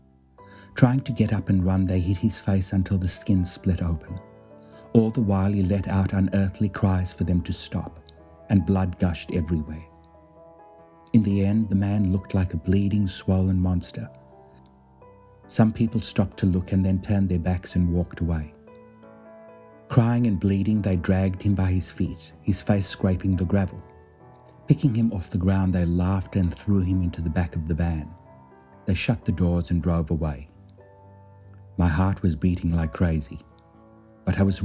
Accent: South Africa; Life as a young boy growing up in South Africa

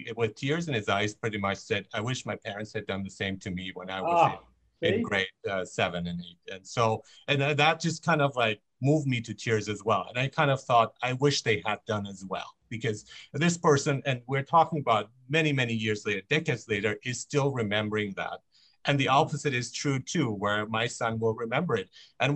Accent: Germany; now in Vancouver, Canada; I grew up in Germany.

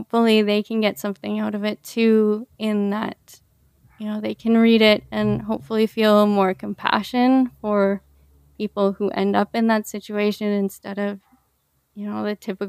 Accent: Canada; also born or lived in Peru; I grew up in Canada

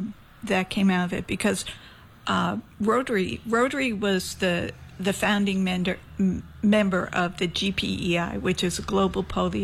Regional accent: Jersey City, New Jersey, United States; now in St. Croix, US Virgin Islands; I was maybe 5 years old, and, you know, growing up in Jersey City, big old Catholic school

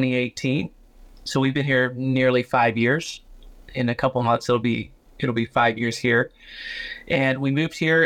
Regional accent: Georgia, United States; moved away as an adult; now in Metro Detroit, United States; I'm from Georgia

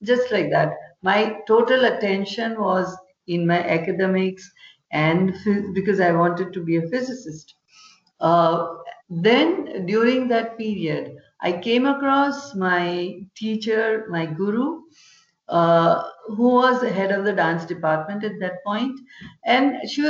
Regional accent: Vadodara, Gujarat, India; I'm born and brought up in Vadodara, which is on the western coast of India

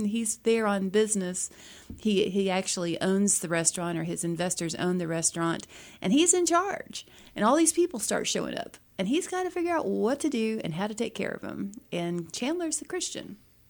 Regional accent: Philippines; I grew up in the Philippines, and my international characters, go figure, are from the Philippines.

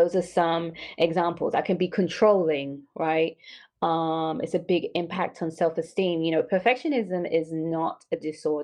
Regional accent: London, United Kingdom; moved away as an adult; I am from London and I was born and raised. So I came here when I was 26.

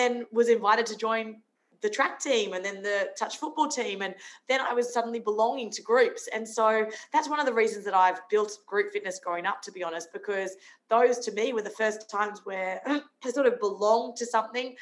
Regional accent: Brisbane, Queensland, Australia; also born or lived in Sunshine Coast, Queensland; But I was a Queenslander. So I grew up in Brisbane and then moved to the sunny coast.

